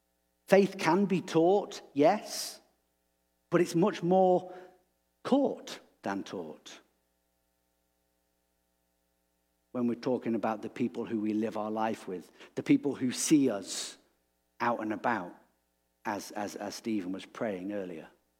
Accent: England, United Kingdom; And I said, well, I'm from England.

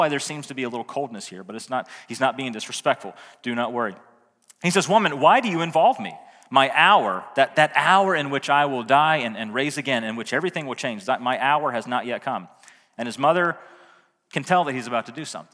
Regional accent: the South, United States; I was raised in the South

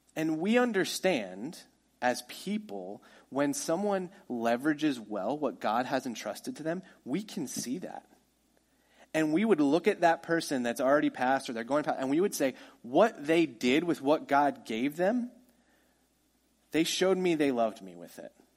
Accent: United States; we're American

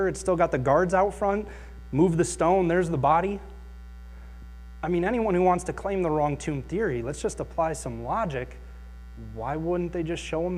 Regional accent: Akron, Ohio, United States; I grew up in Akron

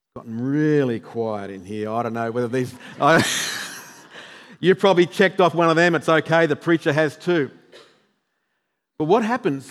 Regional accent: New South Wales, Australia; now in Queensland, Australia; I'm from New South Wales

